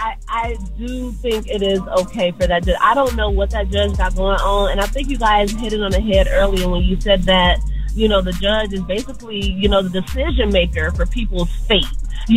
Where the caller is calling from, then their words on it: Atlanta, Georgia, United States; I'm calling from Atlanta. I'm a therapist in Atlanta.